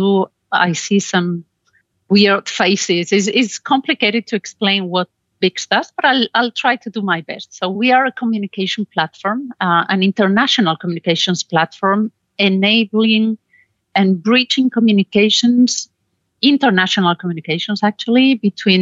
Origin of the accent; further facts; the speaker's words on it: Spain; moved away as an adult; now in Belgium; I'm originally from Spain.